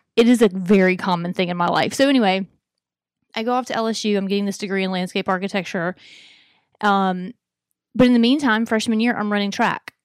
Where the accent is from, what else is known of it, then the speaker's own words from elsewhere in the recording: Alabama, United States; moved away; I'm from Alabama.